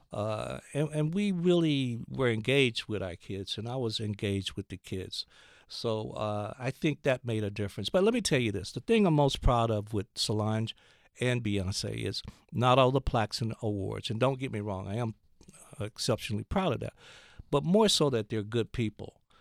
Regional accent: Gadsden, Alabama, United States; I grew up in Gadsden, Alabama

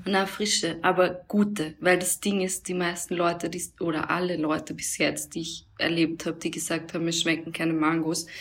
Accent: Austria; Bin halt in Österreich aufgewachsen

